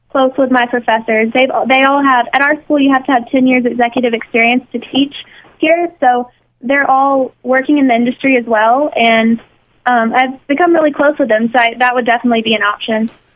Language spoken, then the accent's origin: English; Mississippi, United States; moved away as an adult; now in New York, United States; I'm from Mississippi